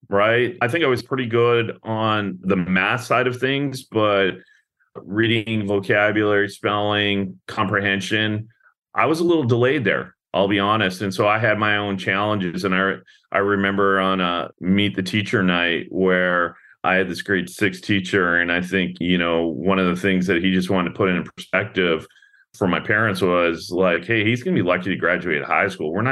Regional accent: British Columbia, Canada; woke up every morning and stared out at the ocean, right? Because we lived on the east side of Vancouver Island, which faces the mainland up in Canada

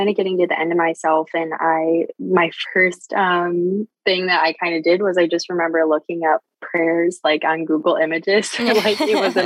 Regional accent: Michigan, United States; I'm from Michigan

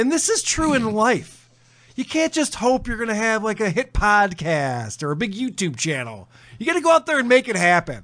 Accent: United States; as an American

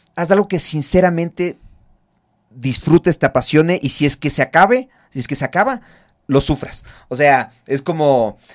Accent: Ecuador; nosotros como ecuatorianos

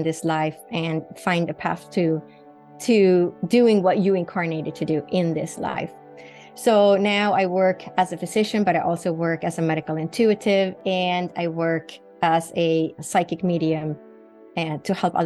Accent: Sweden; moved away as an adult; Sweden, where I grew up in Northern Europe

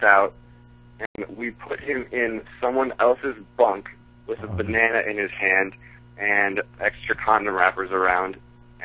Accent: Minneapolis, Minnesota, United States; my hometown, Minneapolis

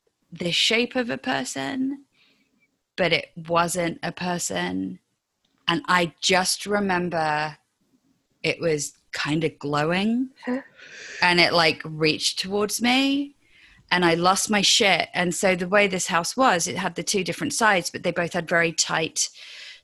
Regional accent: English countryside, England, United Kingdom; also born or lived in London; we moved to the countryside from London when I was six

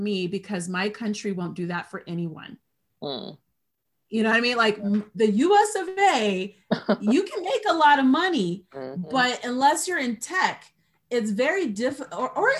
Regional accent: United States; for me as an American, just as an American

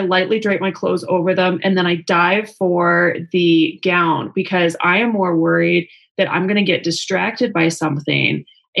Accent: Las Vegas, Nevada, United States; I'm from Vegas.

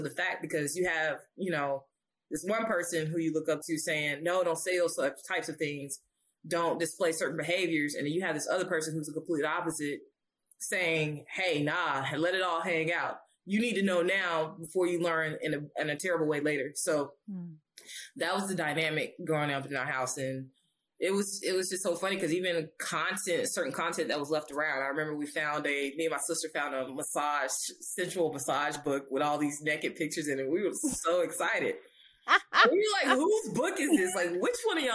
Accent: Alabama, United States; I grew up in Alabama.

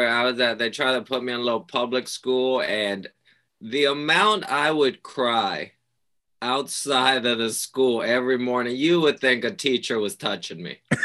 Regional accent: Puerto Rico; moved away; also born or lived in New York; I grew up in Puerto Rico.

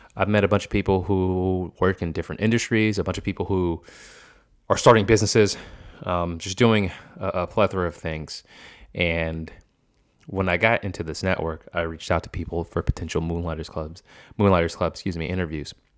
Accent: the North, United States; also born or lived in Boston; I'm from the north

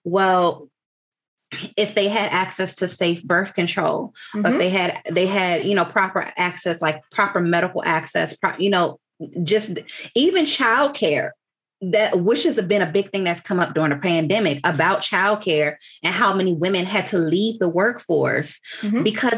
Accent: Washington, District of Columbia, United States; now in Texas, United States; I live in Texas. I'm not from Texas. I grew up in Washington, D.C.

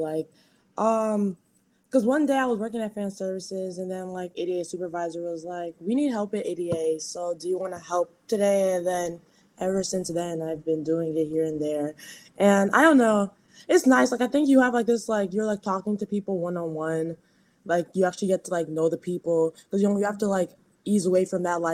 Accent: Chicago, Illinois, United States; I'm from Rogers Park, and I think, like, growing up there

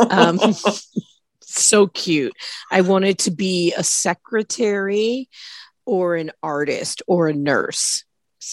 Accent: Midwest, United States; moved away as an adult; now in California, United States; I grew up in the Midwest

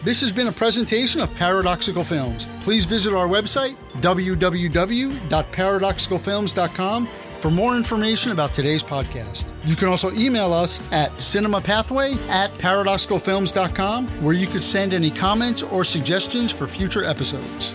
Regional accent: New York, United States; also born or lived in Washington, D.C. / New England; now in Miami, United States; I grew up in New York

